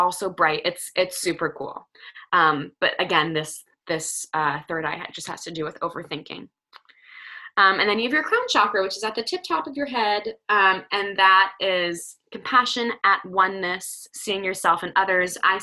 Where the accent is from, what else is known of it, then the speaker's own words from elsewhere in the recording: New Jersey, United States; I'm from Jersey, so I say orange